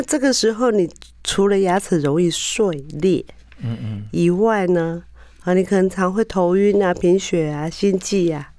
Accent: Taiwan; 我们台湾人的保养习惯

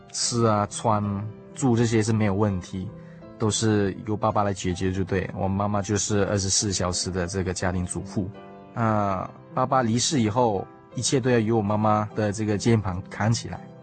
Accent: Subang Jaya, Selangor, Malaysia; moved away as an adult; also born or lived in South Australia; now in Taiwan; 小弟来自马来西亚靠近首都的地方，名叫吉隆坡。 那真正家的环境是靠近国际机场，它的地方名叫苏邦

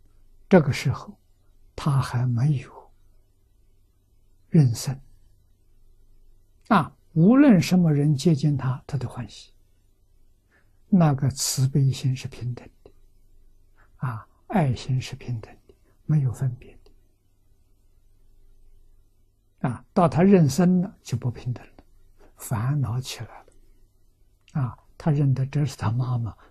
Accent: China; 我们中国人

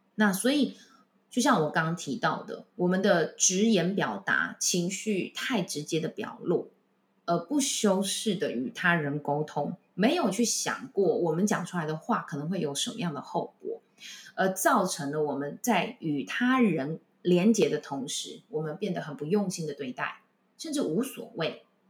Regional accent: Taichung, Taiwan; moved away as an adult; also born or lived in Taipei; 像我是台中人

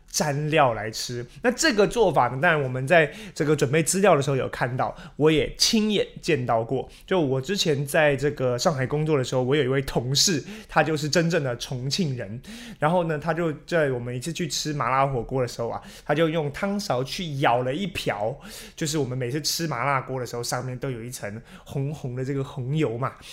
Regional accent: Taiwan; 比较脱离我们台湾人的口味了

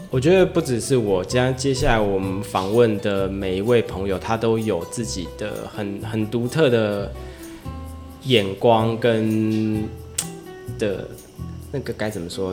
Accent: Taoyuan, Taiwan; moved away as an adult; now in Matsu, Taiwan; 我们是在桃园出生的当地人

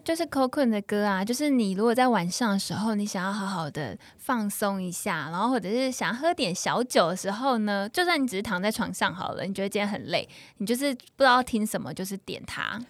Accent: Taiwan; 我们台湾人

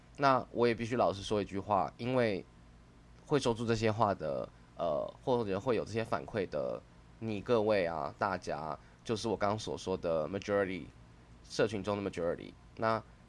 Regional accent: Taiwan; 身为台湾人

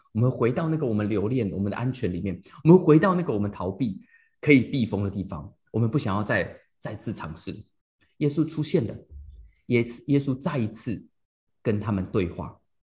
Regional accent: Taiwan; moved away as an adult; also born or lived in United States; 我台湾人

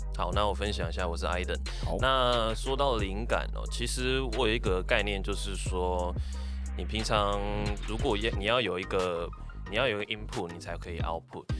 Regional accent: Kaohsiung, Taiwan; 我是土生土长高雄人啊对，诶，然后我，对，国高中都在高雄，然后大学的时候我转过两，两间学校，一，一间是高一，一间是高四，啊，都在高雄

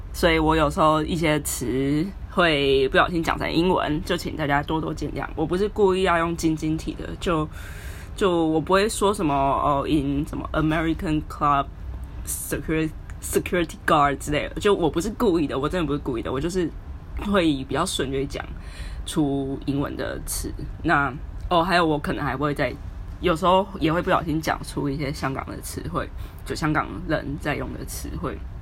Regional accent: Taiwan; moved away as an adult; now in Hong Kong; 我是一个在香港的实习仔。哦，我是台湾人啊

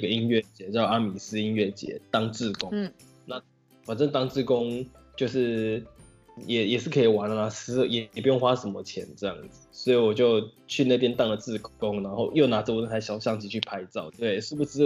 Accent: Sanchong, New Taipei, Taiwan; moved away as an adult; now in Taitung, Taiwan; 沙丁坡，三重人

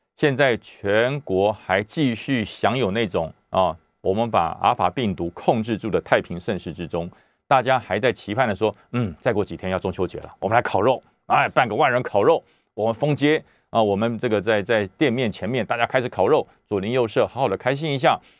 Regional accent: Taoyuan, Taiwan; 我，我们桃园人也非常地紧张啊

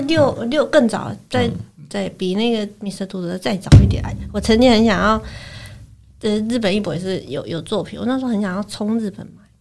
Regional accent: Taichung, Taiwan; 台中，我是台中人嘛，台中那个国美馆，它每两年都有一个版画双年展

